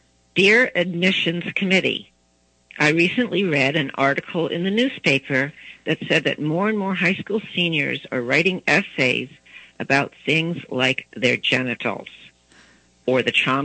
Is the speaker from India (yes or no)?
no; East Coast, United States; also born or lived in Baton Rouge, Louisiana; I grew up on the East Coast. My husband's from the East Coast. We had three children when we were living in Washington, D.C., but then we moved to Baton Rouge, Louisiana, which is the Deep South